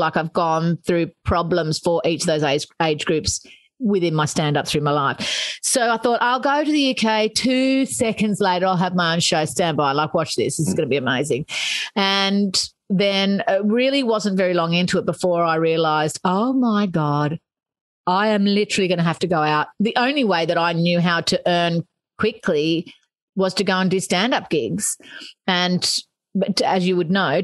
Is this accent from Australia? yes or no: yes; Australia; moved away as an adult; now in United Kingdom; I'm Australian